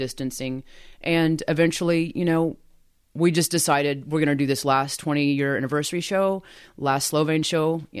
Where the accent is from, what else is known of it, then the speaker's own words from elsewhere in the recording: Eufaula, Oklahoma, United States; moved away as an adult; I graduated from Eufaula High School. That's my hometown